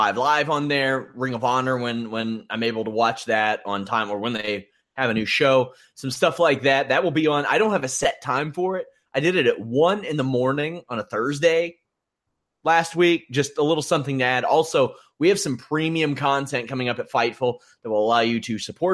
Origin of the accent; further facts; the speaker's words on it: Kentucky, United States; I'm from Kentucky